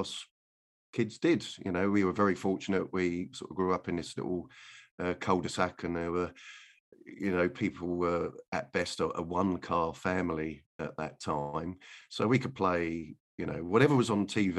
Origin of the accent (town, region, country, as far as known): the North, England, United Kingdom; born or raised there